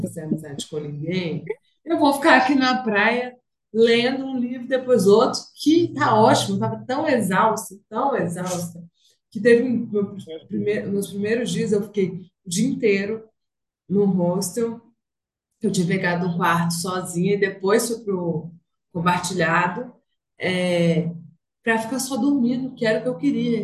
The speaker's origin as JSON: {"language": "Portuguese", "region": "interior of Minas Gerais", "country": "Brazil", "moved": "yes", "lives_now": "Belo Horizonte, Brazil", "said": "Eu sou do interior de Minas"}